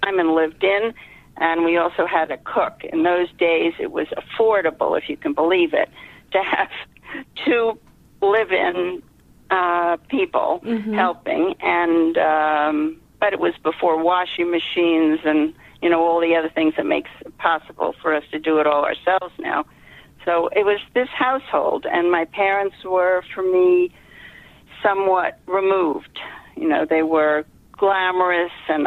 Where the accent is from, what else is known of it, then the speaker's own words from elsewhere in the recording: New York, United States; moved away as an adult; now in Boston, United States; I grew up in New York, and I moved to Boston with my husband